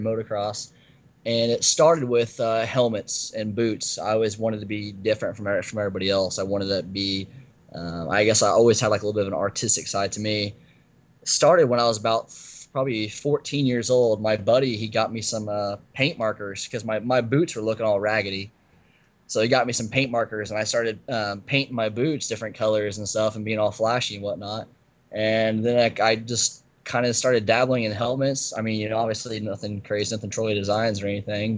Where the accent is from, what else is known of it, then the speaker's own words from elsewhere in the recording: Mexico, Indiana, United States; I'm from Mexico, Indiana. It's a tiny little farm town in northern Indiana